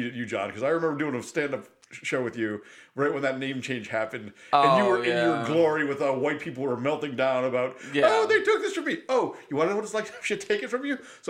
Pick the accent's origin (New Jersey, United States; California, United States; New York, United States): New York, United States; moved away; I grew up in New York State.